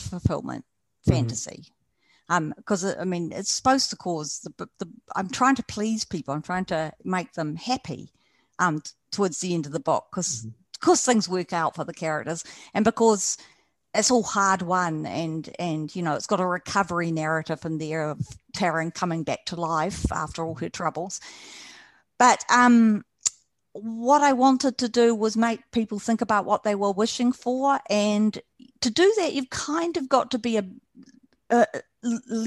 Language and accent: English; New Zealand; I'm a New Zealander